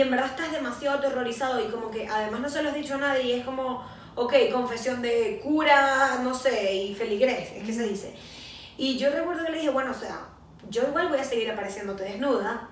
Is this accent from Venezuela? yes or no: yes; Venezuela; como venezolanos o como latinoamericanos